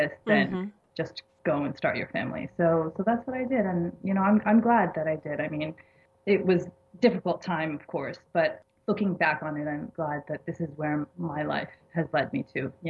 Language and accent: English; Massachusetts, United States; accent: American; moved away as an adult; now in Egypt; I was born and raised in Massachusetts